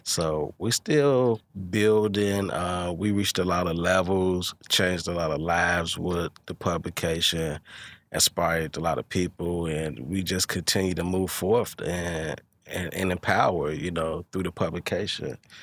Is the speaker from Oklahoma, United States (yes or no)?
no; Hopkins Park, Illinois, United States; I'm from Hawkins Park